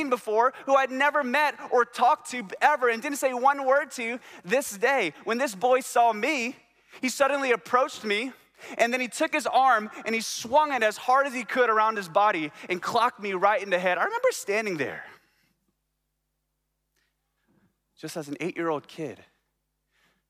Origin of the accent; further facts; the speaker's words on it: Baton Rouge, Louisiana, United States; moved away; I'm from Baton Rouge, Louisiana. And I love my hometown